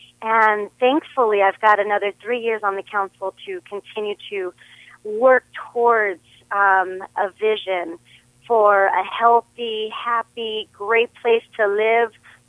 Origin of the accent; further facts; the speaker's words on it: El Monte, California, United States; I've been in El Monte since I was seven.